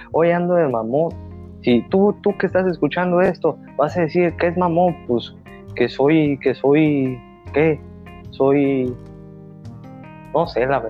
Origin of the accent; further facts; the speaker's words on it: Mexicali, Baja California, Mexico; aquí nosotros somos de Mexicali, nosotros dos, tú y yo somos nacidos